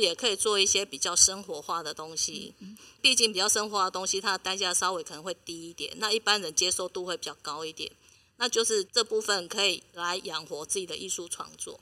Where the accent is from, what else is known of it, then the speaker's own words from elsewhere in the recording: Taiwan; 因为立陶宛他们个性跟我们台湾人很像